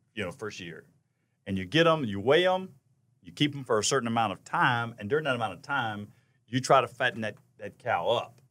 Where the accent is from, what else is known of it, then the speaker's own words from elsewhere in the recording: Charlotte, North Carolina, United States; also born or lived in Spartanburg, South Carolina / Texas; I'm from Charlotte, native Charlotte-ian, grew up here.